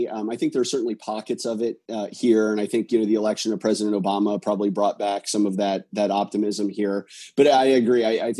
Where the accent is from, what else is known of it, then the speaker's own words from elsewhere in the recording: Minster, Ohio, United States; moved away as an adult; now in San Jose, United States; my hometown in Minster, Ohio.